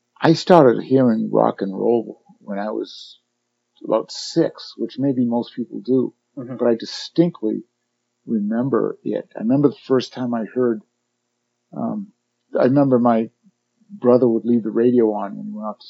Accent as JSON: {"language": "English", "town": "Boston", "region": "Massachusetts", "country": "United States", "tie": "born or raised there", "also_born_or_lived": "Reading, Massachusetts", "said": "I grew up in Boston."}